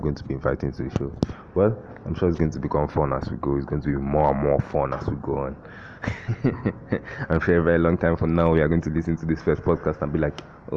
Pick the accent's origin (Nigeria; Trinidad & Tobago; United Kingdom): Nigeria; Abia; also born or lived in Lagos; now in Owerri, Nigeria; I am from Abia. I live in Owerri, but right now I'm in Lagos.